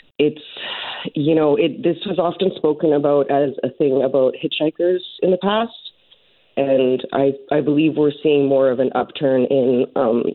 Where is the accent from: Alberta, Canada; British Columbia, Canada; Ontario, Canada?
British Columbia, Canada; Prince Rupert; moved away; I'm basically from Prince Rupert area